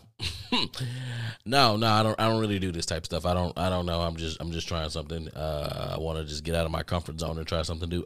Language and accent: English; United States; I'm from America, too